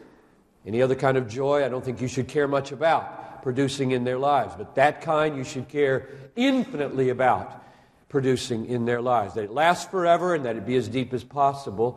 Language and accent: English; South Carolina, United States; now in Minnesota, United States; I'm from South Carolina